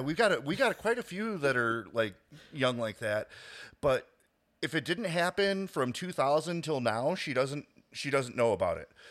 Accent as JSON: {"language": "English", "town": "Chicago", "region": "Illinois", "country": "United States", "tie": "born or raised there", "said": "I grew up in Chicago"}